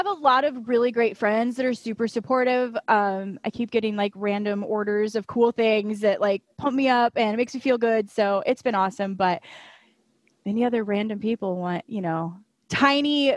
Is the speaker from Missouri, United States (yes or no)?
no; Indiana, United States; moved away as an adult; now in Florida, United States; I'm just a Midwest girl. I grew up in Indiana, but a couple years ago, I moved down to Florida